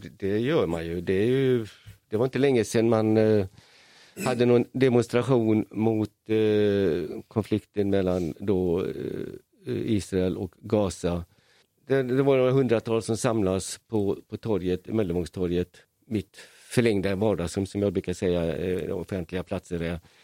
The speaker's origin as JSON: {"language": "Swedish", "country": "Hungary", "tie": "born or raised there", "moved": "yes", "lives_now": "Malmö, Sweden", "said": "I Ungern där jag är född"}